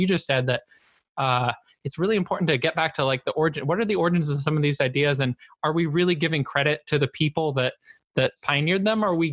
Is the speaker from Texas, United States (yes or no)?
no; Bay Area, California, United States; the Pride Month I grew up with in the Bay Area